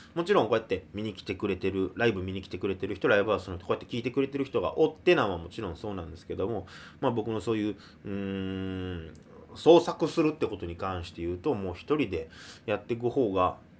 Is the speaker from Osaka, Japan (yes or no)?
no; Kobe, Hyogo, Japan; moved away as an adult; now in Tokyo, Japan; 神戸出身で、えー、神戸育ちで、えー、去年の二月に、えー、東京の方に上京してきまして